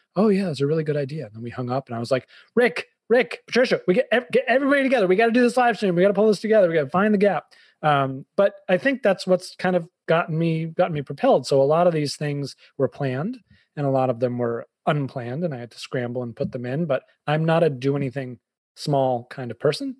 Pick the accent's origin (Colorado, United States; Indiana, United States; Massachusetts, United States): Massachusetts, United States; Boston; also born or lived in Fairfield County, Connecticut; now in Connecticut, United States; i'm a bostonian